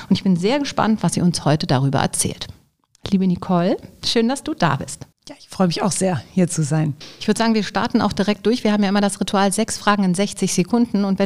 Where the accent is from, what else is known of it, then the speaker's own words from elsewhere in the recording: Düsseldorf, North Rhine-Westphalia, Germany; Also ich bin da ja schon auch groß geworden auf der Königsallee.